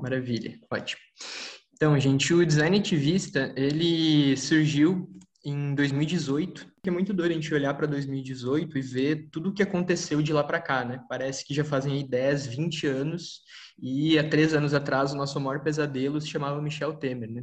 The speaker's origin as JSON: {"language": "Portuguese", "town": "São Leopoldo", "region": "Rio Grande do Sul", "country": "Brazil", "also_born_or_lived": "São Paulo", "moved": "yes", "said": "Eu sou de São Leopoldo, Rio Grande do Sul. Agora eu tô aqui em São Paulo"}